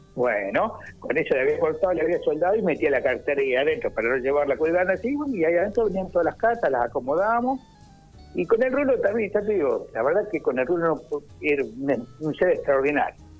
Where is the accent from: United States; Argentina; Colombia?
Argentina; Bahía Blanca, Buenos Aires Province; also born or lived in Viedma; yo nací en Bahía